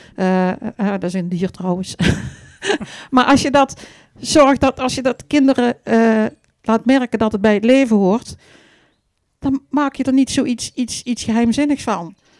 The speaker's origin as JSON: {"language": "Dutch", "town": "Vierlingsbeek", "region": "Limburg", "country": "Netherlands", "said": "Ik kom uit het mooie Vierlingsbeek, hè, waar we nou eh, zitten"}